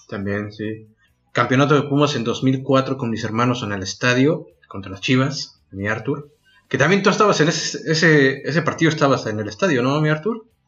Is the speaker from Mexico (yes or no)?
yes; Mexico; nosotros como mexicanos